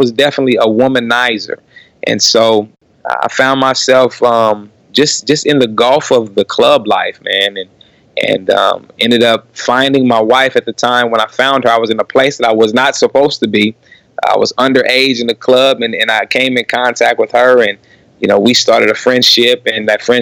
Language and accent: English; Kansas City, Missouri, United States; born and raised in Kansas City